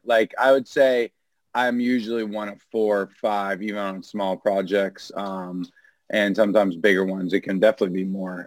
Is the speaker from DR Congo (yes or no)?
no; New Hampshire, United States; now in New York, United States; growing up in the New England area, New Hampshire